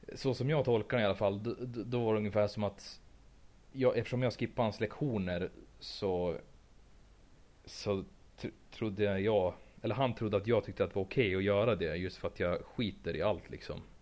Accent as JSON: {"language": "Swedish", "country": "Sweden", "said": "jag är svensk"}